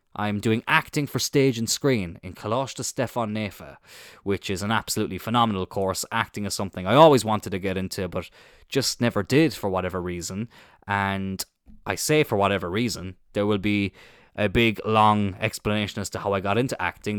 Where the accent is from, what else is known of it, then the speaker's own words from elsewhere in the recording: Cloyne, Munster, Ireland; I'm from Cline in East Cork, little village, uh, just outside of Middleton.